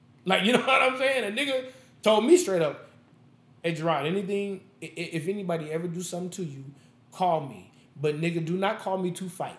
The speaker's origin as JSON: {"language": "English", "town": "Las Vegas", "region": "Nevada", "country": "United States", "tie": "born or raised there", "said": "I'm born and raised in Las Vegas. I've never lived anywhere else."}